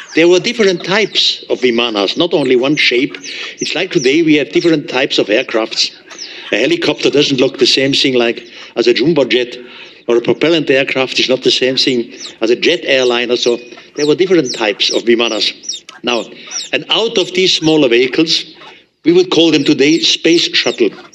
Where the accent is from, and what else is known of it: Switzerland; accent: heavy German accent; English is a second language